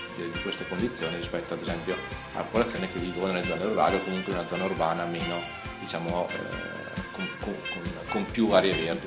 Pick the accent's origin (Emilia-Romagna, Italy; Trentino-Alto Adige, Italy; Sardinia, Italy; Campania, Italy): Trentino-Alto Adige, Italy; Trento; io sono di Trento